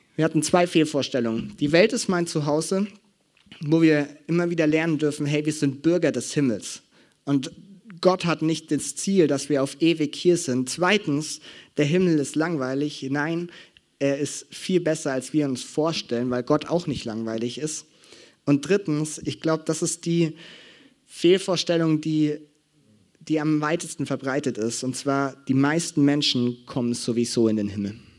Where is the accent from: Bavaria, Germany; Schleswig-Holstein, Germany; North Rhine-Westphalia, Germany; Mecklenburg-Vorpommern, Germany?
Bavaria, Germany; Franconia; bei uns in Franken